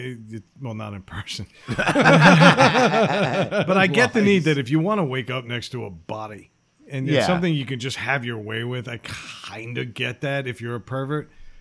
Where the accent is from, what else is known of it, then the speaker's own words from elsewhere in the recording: New York City, New York, United States; Growing up in New York